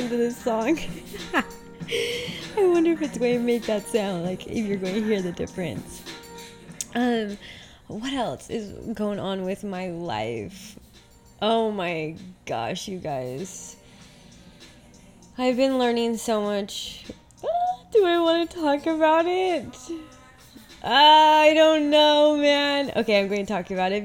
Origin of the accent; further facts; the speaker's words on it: Utah, United States; also born or lived in Portugal; now in Dallas, United States; growing up in Utah